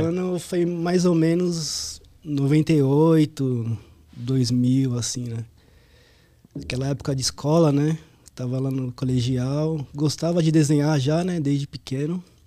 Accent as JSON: {"language": "Portuguese", "region": "São Paulo", "country": "Brazil", "said": "Sou lá do Ipiranga. Ipiranga. Zona Sul ali, próximo do metrô Sacomã"}